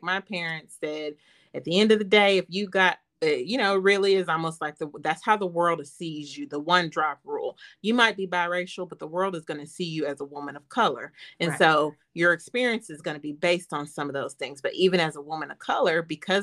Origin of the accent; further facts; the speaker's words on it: Chattanooga, Tennessee, United States; I'm from Chattanooga, Tennessee